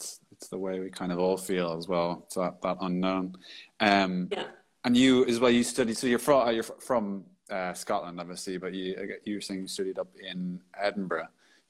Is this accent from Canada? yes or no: no; Ireland; maybe it's because I'm Irish